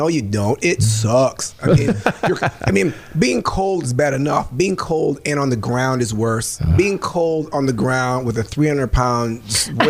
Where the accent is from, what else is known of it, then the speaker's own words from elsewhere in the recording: Minnesota, United States; moved away; I'm from Minnesota